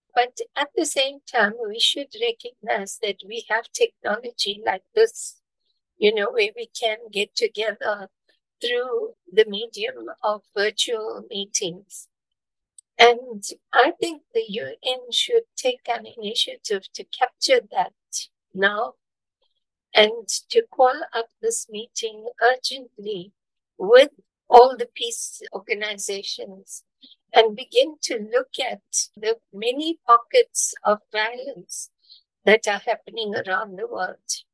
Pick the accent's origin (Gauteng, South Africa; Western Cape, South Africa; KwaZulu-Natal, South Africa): KwaZulu-Natal, South Africa; Durban; I am from South Africa, I was born in Durban, South Africa, and I live here.